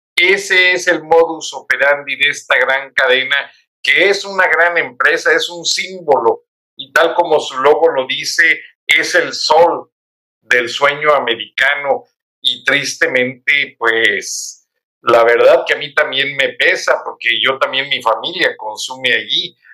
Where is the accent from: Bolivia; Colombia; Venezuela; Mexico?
Mexico; los mexicanos